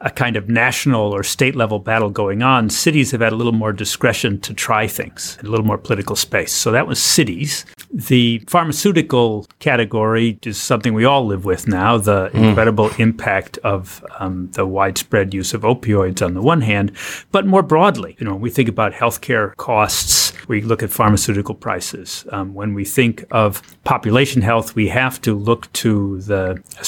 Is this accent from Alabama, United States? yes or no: no; Pennsylvania, United States; my home state of Pennsylvania